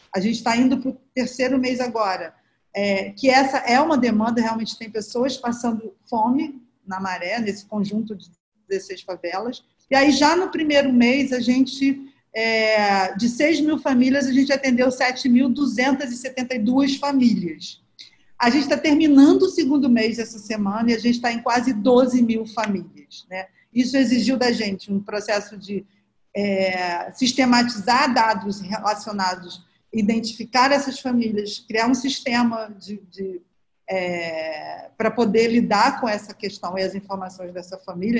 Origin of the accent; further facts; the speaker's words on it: Rio de Janeiro, Brazil; eu cresci na Nova Holanda, que é uma das 16 favelas aqui da Maré